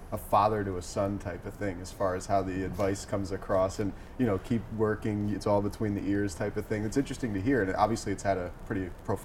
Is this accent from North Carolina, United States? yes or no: no; Philadelphia, Pennsylvania, United States; moved away; I'm originally from Philadelphia.